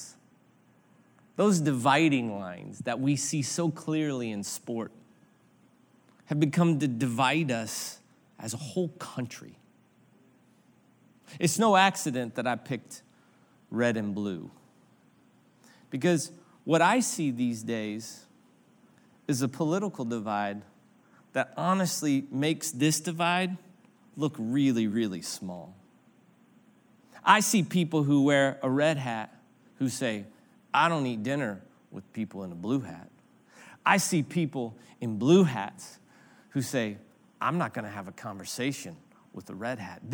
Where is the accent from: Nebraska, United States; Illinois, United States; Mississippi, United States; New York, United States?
Illinois, United States; Granite City; I grew up in Granite City, Illinois